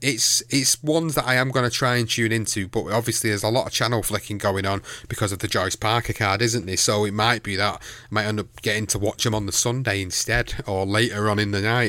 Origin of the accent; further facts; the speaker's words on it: Manchester, North West England, United Kingdom; in Manchester, in my hometown